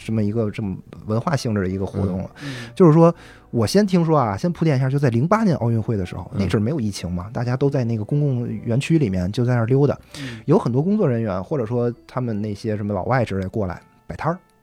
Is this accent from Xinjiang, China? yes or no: no; Tianjin, China; 我是天津人